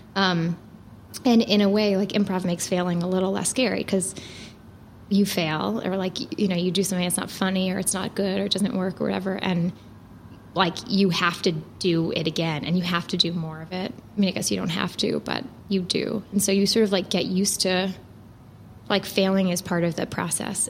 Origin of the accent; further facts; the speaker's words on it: New York, United States; moved away as an adult; I'm from New York